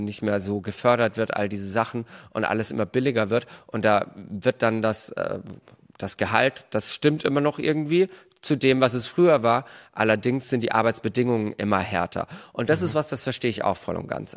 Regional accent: Germany; bei uns in Deutschland

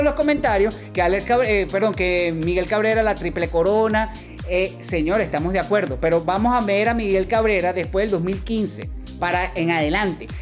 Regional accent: Venezuela; como venezolano, como venezolano

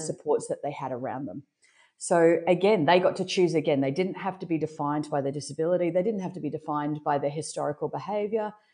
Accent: Brisbane, Queensland, Australia; I'm born and raised in Brisbane, Australia

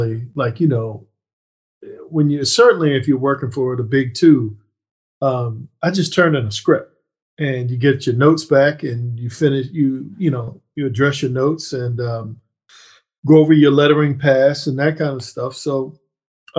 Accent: right outside of Annapolis, Maryland, United States; based in my hometown right outside of Annapolis, Maryland

